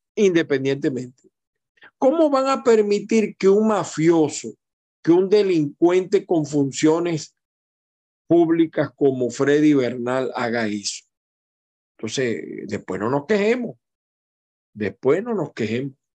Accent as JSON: {"language": "Spanish", "region": "Aragua", "country": "Venezuela", "moved": "yes", "said": "el pueblo de Aragua, mi pueblo, bien, Venezuela"}